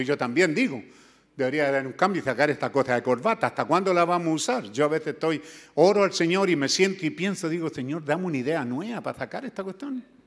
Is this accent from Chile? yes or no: yes; Chile; moved away; allá en mi tierra mis viejos le decían los güeyes